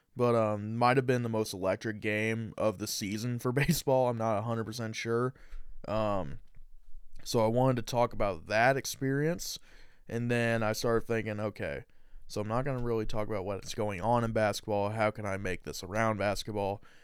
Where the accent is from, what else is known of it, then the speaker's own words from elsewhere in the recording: Indiana, United States; I'm from Indiana